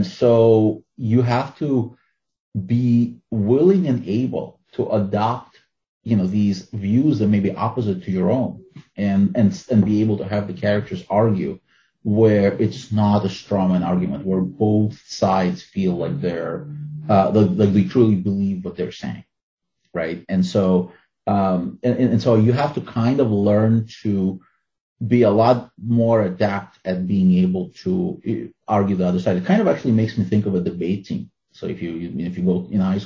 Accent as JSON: {"language": "English", "country": "Ukraine", "tie": "born or raised there", "also_born_or_lived": "Soviet Union / New York City, United States", "first_language": "Russian", "second_language": "English", "moved": "yes", "lives_now": "United States", "said": "I grew up in the Soviet Union. I was born in Ukraine and my native language is Russian."}